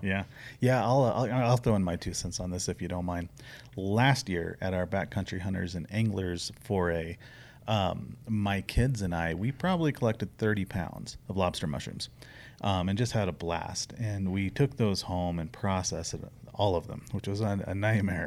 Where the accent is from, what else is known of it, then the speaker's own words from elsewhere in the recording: the Ozarks, United States; now in Arizona, United States; Where I grew up in the Ozarks